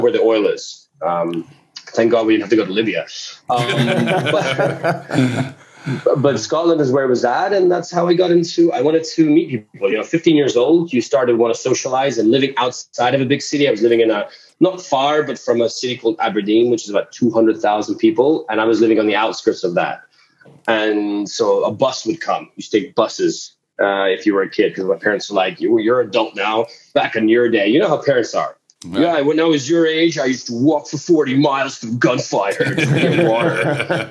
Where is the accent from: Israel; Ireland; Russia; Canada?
Russia; moved away; I was born in Russia. I'm from Eastern Europe with family in Ukraine as well.